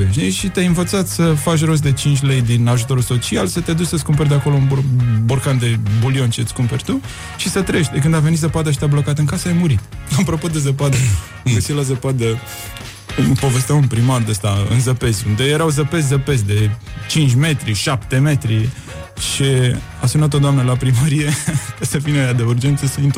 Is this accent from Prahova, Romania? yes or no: no; Buzău County, Romania